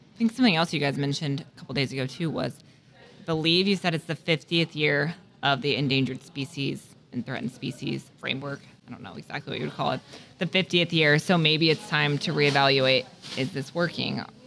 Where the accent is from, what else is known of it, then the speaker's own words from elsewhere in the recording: the West, United States; I grew up in the West